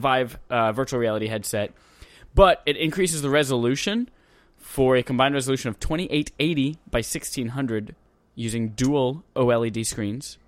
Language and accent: English; Wales, United Kingdom; I'm Welsh.